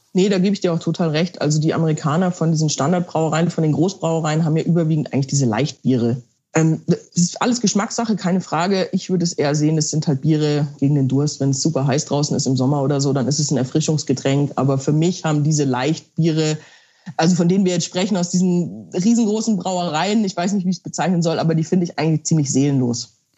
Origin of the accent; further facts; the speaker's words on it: Bavaria, Germany; ich komme ja aus Bayern, also wirklich der Heimat des äh, Weißbieres